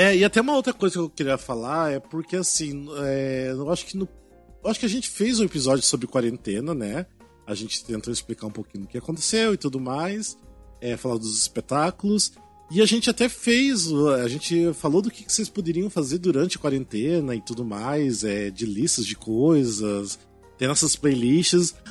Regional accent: Cascavel, Paraná, Brazil; now in São Paulo, Brazil; lá na minha cidade interior do Paraná

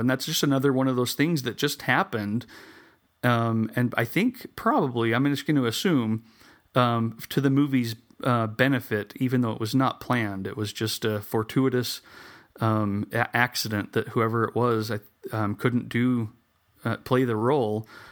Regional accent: Salem, Utah, United States; here in my hometown

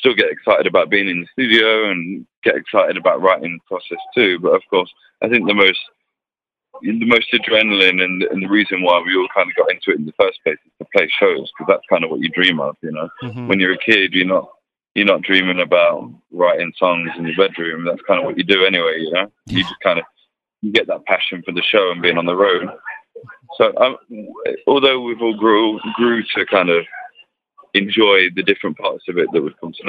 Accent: Leicester, East Midlands, United Kingdom; moved away as an adult; now in France; I'm from Leicester, England. I'm English, but I've been living in France for 7 years now

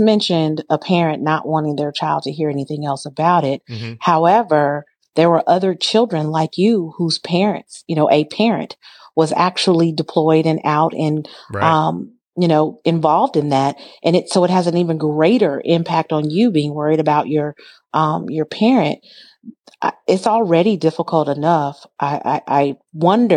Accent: Southern California, United States; I grew up in Southern California and my father was in the military and my father was deployed

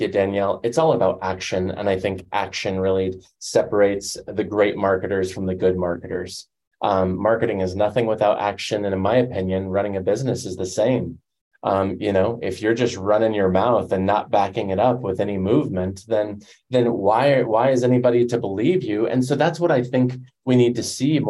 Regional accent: Denver, Colorado, United States; I grew up in Denver

